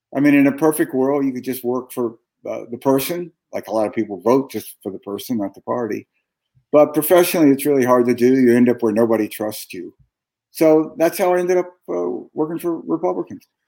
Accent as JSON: {"language": "English", "town": "Jackson", "region": "Mississippi", "country": "United States", "tie": "born or raised there", "moved": "as an adult", "said": "I grew up in Mississippi"}